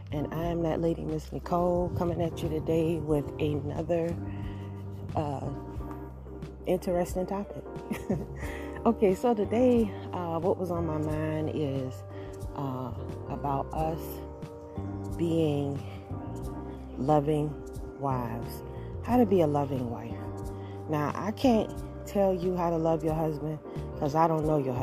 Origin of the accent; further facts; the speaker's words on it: Georgia, United States; I am from Georgia